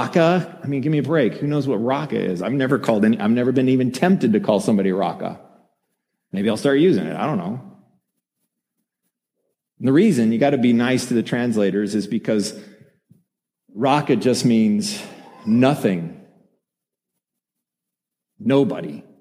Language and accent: English; Colorado, United States; I'm from Colorado